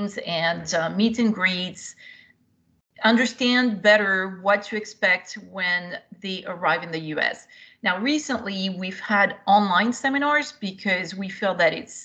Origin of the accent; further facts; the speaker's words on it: France; also born or lived in Europe; now in United States; I came originally from France, and I was an exchange student myself.